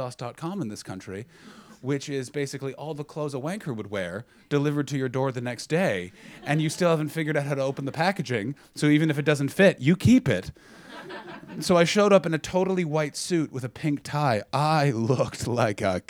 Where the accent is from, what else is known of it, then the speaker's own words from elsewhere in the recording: Ottawa, Ontario, Canada; moved away; my hometown of Ottawa